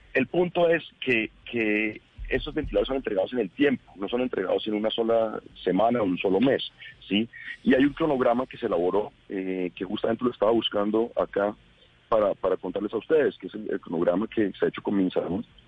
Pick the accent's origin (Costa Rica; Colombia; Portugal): Colombia; Bogotá; yo soy bogotano, quiero Bogotá